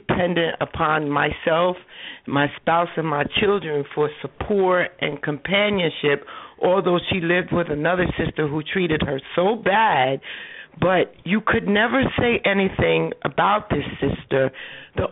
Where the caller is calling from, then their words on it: New Jersey, United States; I'm calling from New Jersey